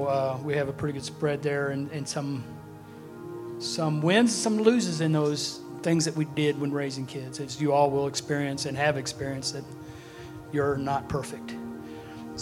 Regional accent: Chilhowie, Virginia, United States; moved away as an adult; also born or lived in Texas; I was raised in Chilhowie up to age 18.

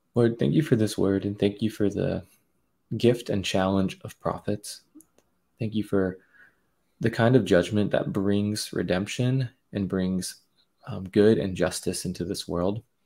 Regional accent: United States; as an American, as a Christian

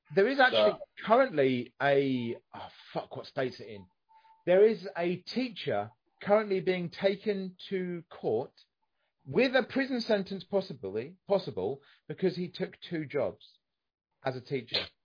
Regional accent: United Kingdom

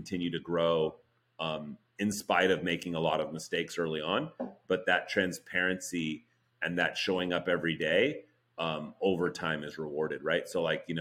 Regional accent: Oakland, California, United States; I was born in Oakland, so I grew up, you know, Warriors fan

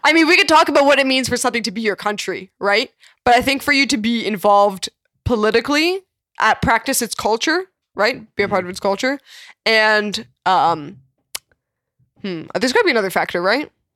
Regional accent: Ukraine; also born or lived in Canada; now in United States; I was born in Ukraine

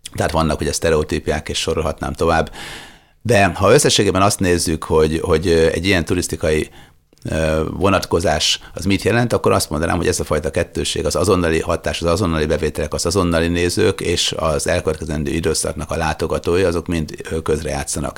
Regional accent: Sopron, Győr-Moson-Sopron, Hungary; Sopronba születtem

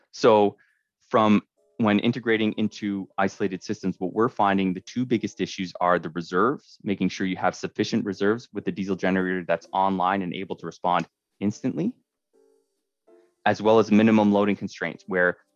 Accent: Scarborough, Ontario, Canada; I'm, I'm originally from Scarborough, and so coming up in the north has opened my eyes into how how things are done differently.

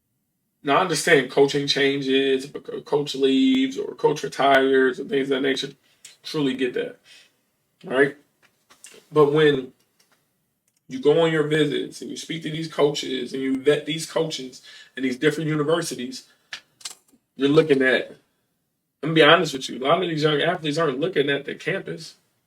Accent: Iowa, United States; I came from Iowa and I went to Ball State

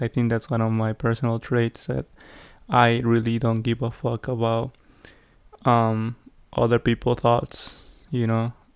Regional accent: Peru; English is a second language; now in United States; growing up in Peru

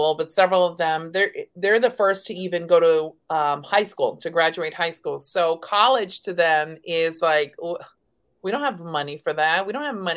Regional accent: Texas, United States; growing up in Texas

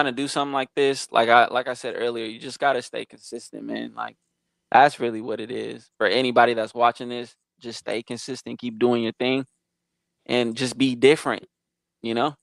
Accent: East Bay, California, United States; also born or lived in Modesto, California; I'm from Modesto, California, so that's the valley. But I actually grew up in the Bay, East Bay

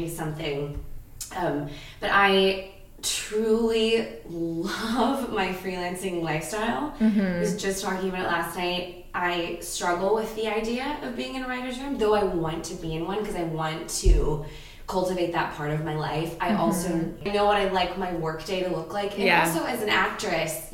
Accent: Ohio, United States; now in Los Angeles, United States; I'm from Ohio. I'm an actor, writer, producer who lives in LA currently

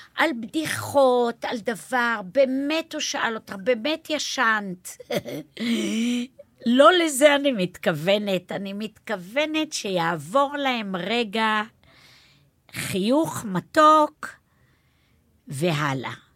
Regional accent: Neve Yam, Haifa District, Israel; ואני גדלתי בנווה ים

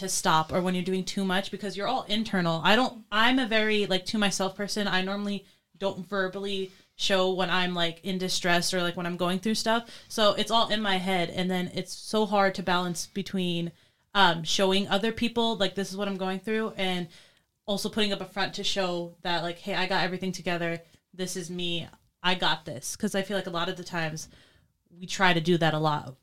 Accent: New York, United States; I was born and raised in New York

